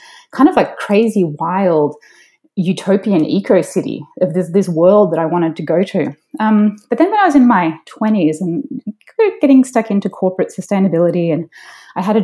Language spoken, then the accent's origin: English; Melbourne, Victoria, Australia; moved away as an adult; also born or lived in Sydney, Australia / Silicon Valley / New Jersey; now in San Francisco, United States; I grew up in Melbourne, Australia